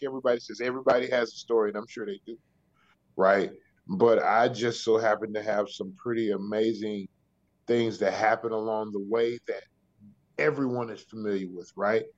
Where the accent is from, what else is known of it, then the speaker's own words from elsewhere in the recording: the South, United States; it's rough growing up in the South